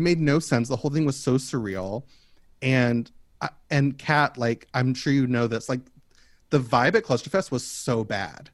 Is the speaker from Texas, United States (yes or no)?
no; Kentucky, United States; moved away; also born or lived in Oakland; I'm from Kentucky.